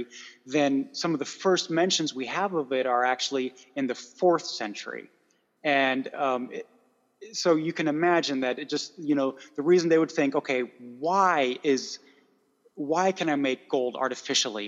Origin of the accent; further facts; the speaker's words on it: United States; accent: American; my horrible American accent